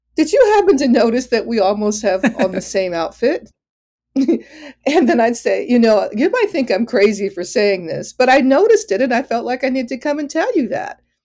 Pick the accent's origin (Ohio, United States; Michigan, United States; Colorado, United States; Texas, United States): Michigan, United States; Detroit; I grew up in Detroit